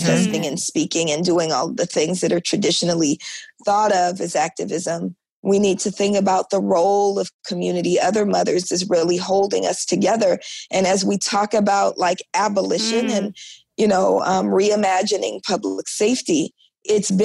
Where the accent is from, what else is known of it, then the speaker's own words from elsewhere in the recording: Oakland, California, United States; I was born in Oakland in the 1970s